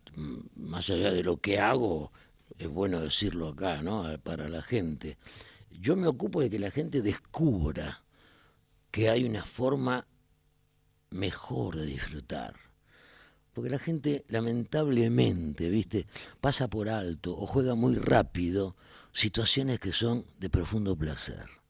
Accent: Buenos Aires, Argentina; Siempre en Capital. Si nací acá y me crié acá

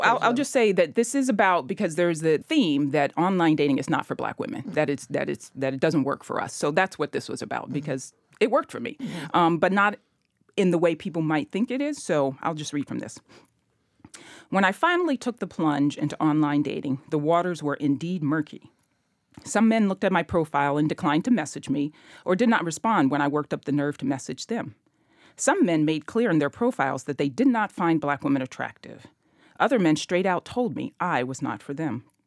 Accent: Memphis, Tennessee, United States; growing up in Memphis

